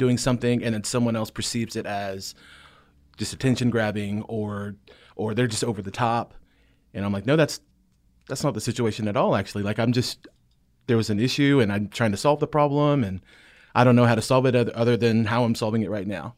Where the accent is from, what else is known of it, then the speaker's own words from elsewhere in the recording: South Carolina, United States; moved away as an adult; now in Franklin, United States; I'm from South Carolina. I moved